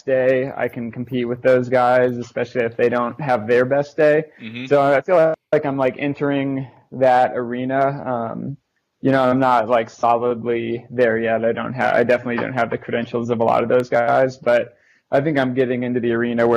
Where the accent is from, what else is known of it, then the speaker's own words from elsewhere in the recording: Indianapolis, Indiana, United States; moved away; also born or lived in Chicago; My hometown, Irvington, which is on like the near east side of Indianapolis